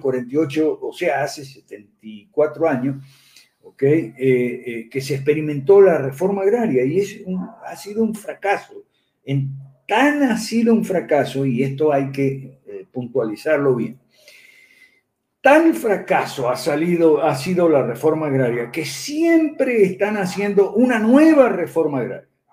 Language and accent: Spanish; Argentina; en mi país natal, Argentina